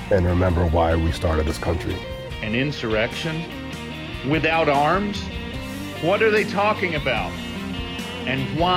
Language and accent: English; California, United States; since I'm from California, I knew that guy.